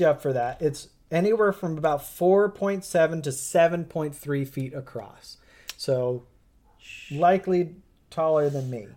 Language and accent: English; United States; I'm an American